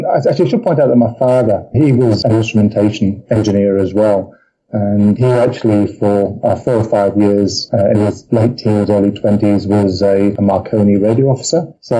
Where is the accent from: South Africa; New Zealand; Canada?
South Africa; also born or lived in England; I suppose my formative years were actually spent in South Africa, originally English. My family went out to South Africa in my early teens, turned to the UK